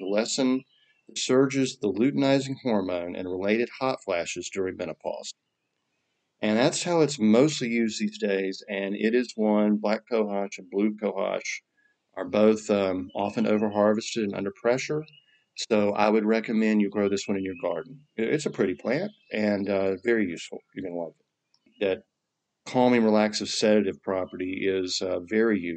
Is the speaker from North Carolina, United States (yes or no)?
yes; North Carolina, United States; I'm from North Carolina. We talk straight through the nose.